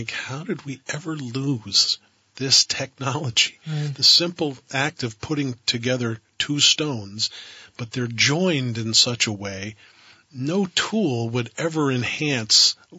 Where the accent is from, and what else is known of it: Vermont, United States